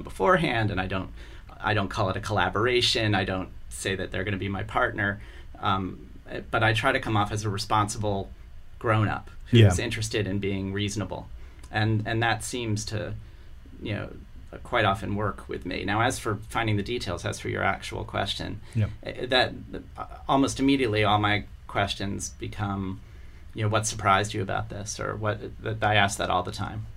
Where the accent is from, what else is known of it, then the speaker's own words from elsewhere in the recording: Columbia, Maryland, United States; also born or lived in Baltimore, Maryland; I grew up in the suburbs. When I was 5, we moved to Columbia, Maryland